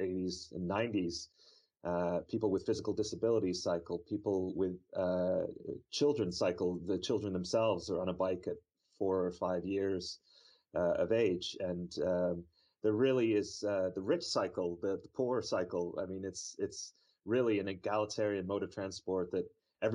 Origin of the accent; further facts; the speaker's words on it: Toronto, Ontario, Canada; moved away as an adult; also born or lived in Vancouver, Canada; now in Delft, Netherlands; I am a Canadian who grew up in the Toronto area, spent the past 10 or 12 years in Vancouver